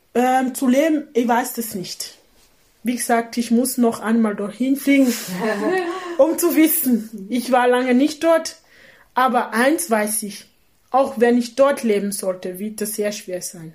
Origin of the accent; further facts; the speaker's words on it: Cameroon; German is a second language; moved away as an adult; now in Austria; Kamerun ist meine Heimat